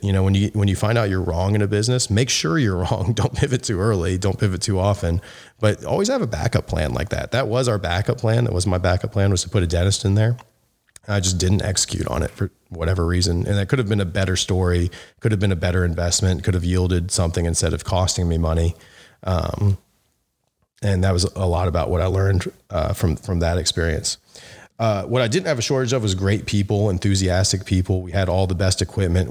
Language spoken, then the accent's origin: English; Memphis, Tennessee, United States; I'm from Memphis